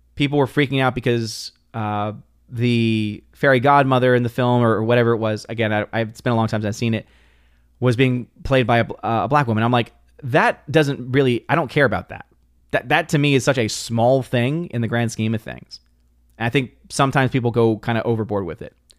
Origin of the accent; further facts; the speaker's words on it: New Orleans, Louisiana, United States; Born and raised in New Orleans, Louisiana